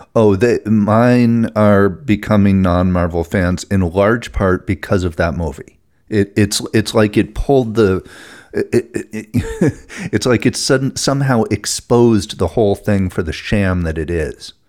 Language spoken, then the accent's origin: English; New England, United States; I'm from New England and I say horror instead of horror.